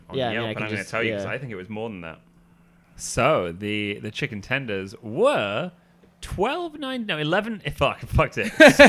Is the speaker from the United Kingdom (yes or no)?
yes; North West England, United Kingdom; moved away; I'm from the Northwest of England.